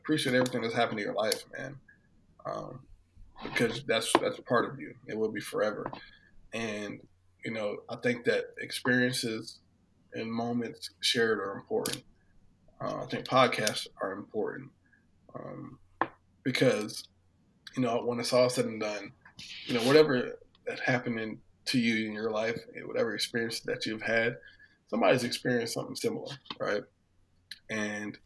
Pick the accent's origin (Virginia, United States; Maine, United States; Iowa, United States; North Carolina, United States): Virginia, United States; Hampton Roads; I grew up in Hampton Roads, Virginia